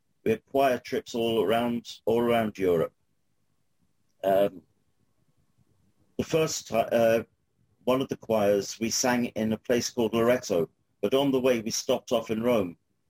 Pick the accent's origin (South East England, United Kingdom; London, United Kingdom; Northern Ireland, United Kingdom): London, United Kingdom; accent: Cockney; moved away as an adult; now in Kerry, Ireland; I was born in 1959 in Islington, within the sound of Bow Bells. So I am actually a Cockney, a legal Cockney.